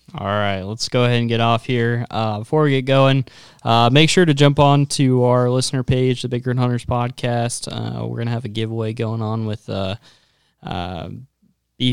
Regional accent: North Platte, Nebraska, United States; I grew up in North Platte

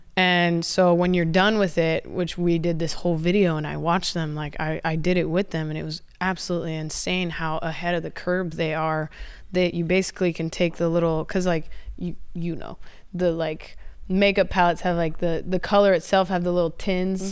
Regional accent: San Diego, California, United States; I'm from San Diego

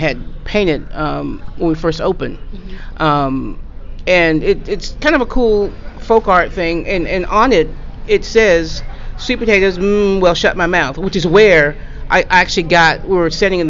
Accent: the South, United States; I'm from the South

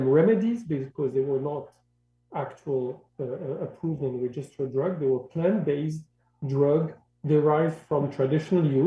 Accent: Morocco; English is a second language; moved away; I grew up in Morocco, North Africa

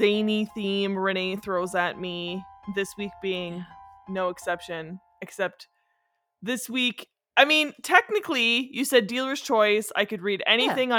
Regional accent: Northern Ontario, Canada; now in Ottawa, Canada; I'm from Northern Ontario

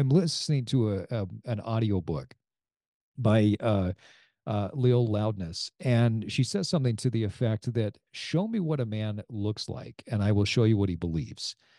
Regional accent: Utah, United States; growing up in Utah

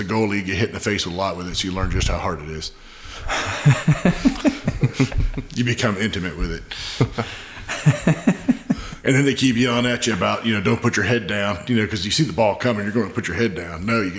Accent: Orlando, Florida, United States; Orlando, Florida.

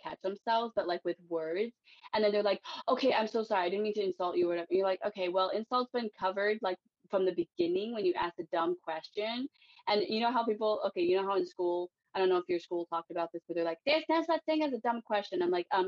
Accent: East Coast, United States; I was raised in America

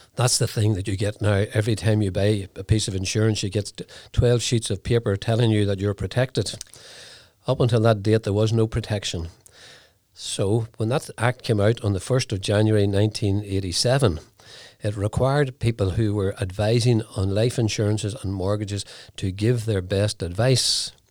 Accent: Lurgan, Northern Ireland, United Kingdom; moved away as an adult; now in Newry, United Kingdom; had sold a business situated in Lurgan where I was brought up

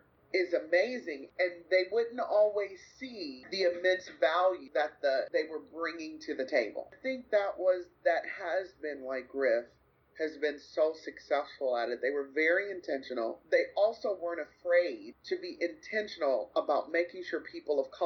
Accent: United States; also born or lived in Grand Rapids, Michigan / Kankakee, Illinois; an American with an American palate

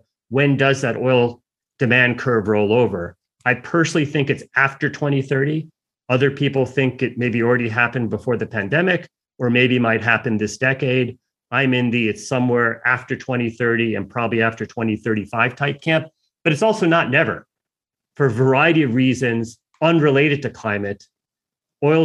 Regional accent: United States; I'm an American

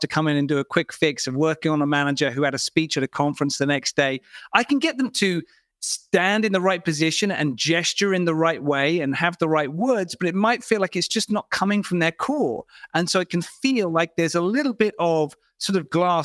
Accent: United Kingdom; I'm British

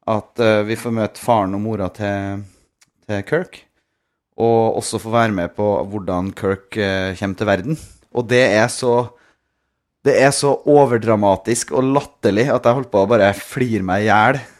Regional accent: Norway; hjemme i Norge

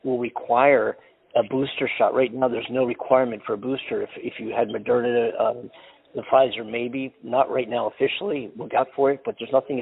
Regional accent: Philadelphia, Pennsylvania, United States; moved away; also born or lived in Southern California; my hometown, Philadelphia

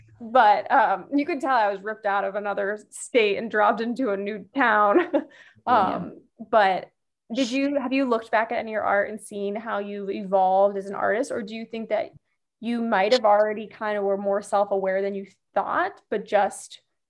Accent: Barrington, Illinois, United States; I'm from Barrington. The northwest suburbs. Barrington is where I went to high school.

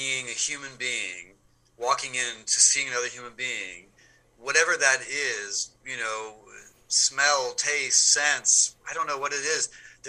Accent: Detroit, Michigan, United States; moved away as an adult; also born or lived in London; now in Paris, France; I'm from Detroit.

